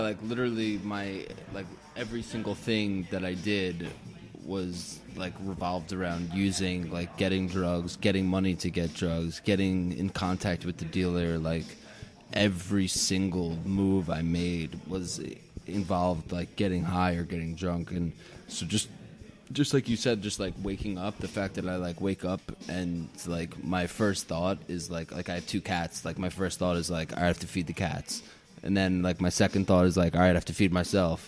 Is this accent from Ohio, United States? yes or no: no; New York, United States; now in Los Angeles, United States; I'm not an LA native. I'm from New York originally